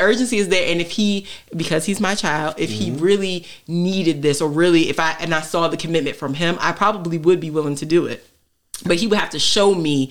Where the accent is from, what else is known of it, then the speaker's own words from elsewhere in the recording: St. Mary's County, Maryland, United States; moved away; I'm from St. Mary's County